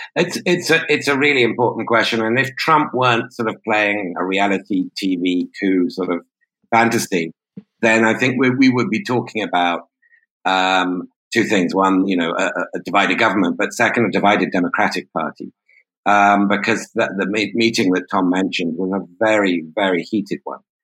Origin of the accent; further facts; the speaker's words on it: United Kingdom; as a Brit